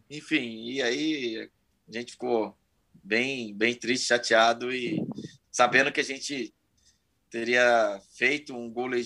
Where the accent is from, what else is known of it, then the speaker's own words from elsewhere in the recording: Bahia, Brazil; a gente veio da Bahia, meu irmão tinha um sotaque ainda baiano